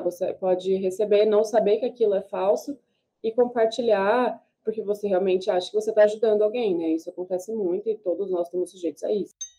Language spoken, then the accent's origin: Portuguese; Brazil; enquanto brasileiro